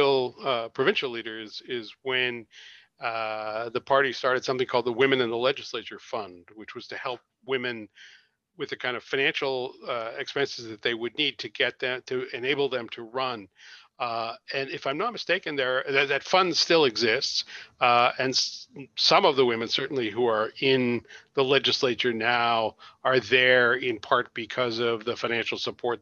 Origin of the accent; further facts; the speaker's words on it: Nova Scotia, Canada; I grew up in Nova Scotia